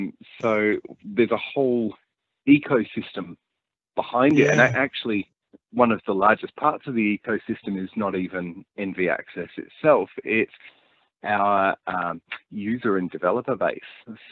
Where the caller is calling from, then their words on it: Victoria, Australia; I'm talking to you from Gippsland, which is in Victoria, which is southeast Australia.